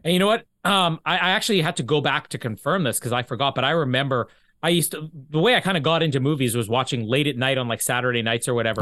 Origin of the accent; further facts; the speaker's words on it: Manitoba, Canada; also born or lived in LaSalle / Vita; now in Winnipeg, Canada; I'm Canadian.